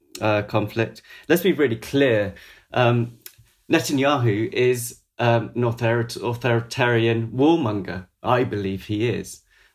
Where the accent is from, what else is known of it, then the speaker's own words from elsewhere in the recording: Maidenhead, South East England, United Kingdom; I want to make it really clear that I was brought up in Maidenhead.